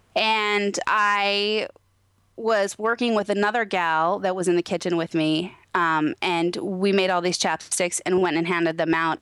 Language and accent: English; Naches, Washington, United States; now in Moxee, United States; I grew up in Natchez, Washington